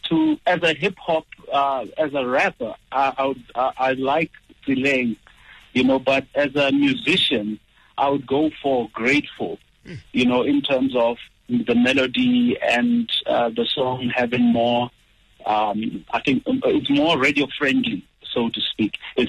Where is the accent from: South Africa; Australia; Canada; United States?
South Africa; Mpumalanga; I'm a guy from Mpumalanga